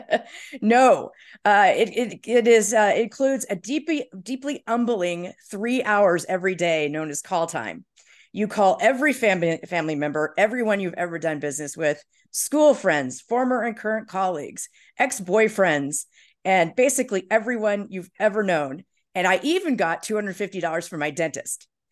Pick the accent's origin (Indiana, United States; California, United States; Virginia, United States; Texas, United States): Indiana, United States; moved away as an adult; also born or lived in New York City; now in Chicago, United States; I grew up in Indiana